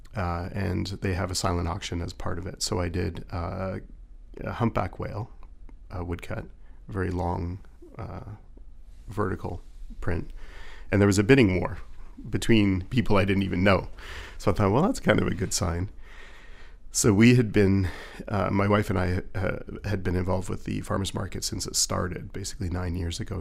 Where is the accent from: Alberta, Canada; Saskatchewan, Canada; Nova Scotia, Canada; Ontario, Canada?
Ontario, Canada; Toronto; I went to a fine arts high school in Toronto, and I grew up in Toronto